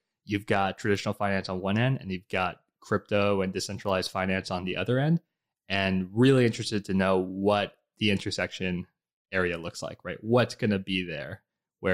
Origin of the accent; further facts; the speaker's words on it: New York, United States; born there; also born or lived in Bogota, Colombia / Budapest, Hungary / New Jersey, United States; I was born in New York City, lived in Bogota, Colombia, lived in Budapest, Hungary, then finally settled back in New Jersey with family here.